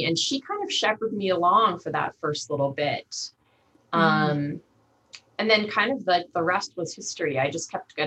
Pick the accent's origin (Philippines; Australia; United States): United States; Long Island, New York; moved away as an adult; also born or lived in Montana; growing up on Long Island